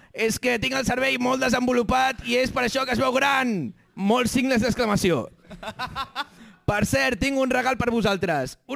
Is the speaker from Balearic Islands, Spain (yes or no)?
no; Catalonia, Spain; Pel cert, doneu-me ja la nacional, la nacional catalana, que vull votar. Soc català!